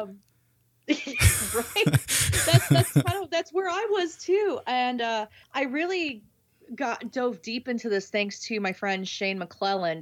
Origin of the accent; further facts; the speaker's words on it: San Diego, California, United States; I grew up in San Diego, so I mean, I lived 15 minutes, not even 15, maybe five minutes away from the Whaley House